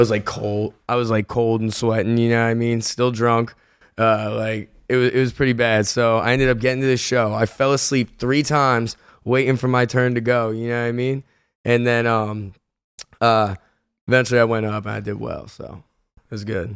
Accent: Philadelphia, Pennsylvania, United States; I'm from Philly

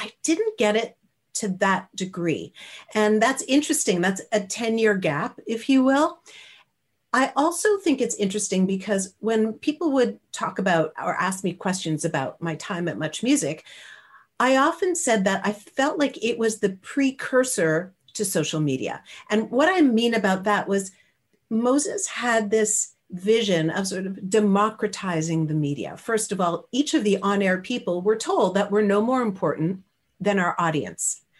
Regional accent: Canada; he, I'm Canadian, yeah, right?

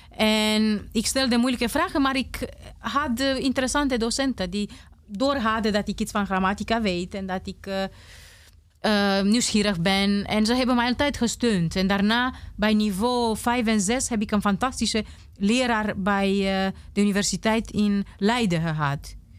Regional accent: Romania; first language Romanian; Dutch is a second language; moved away as an adult; now in Netherlands; Ik kan niet met mijn kind naar Roemenië gaan, want ik ben zonder ouders opgegroeid

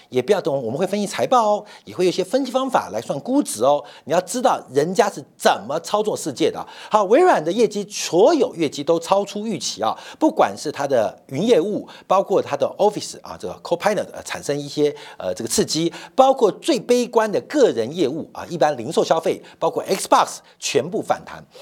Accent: Taiwan; also born or lived in Guangzhou, China; 我是台湾来的

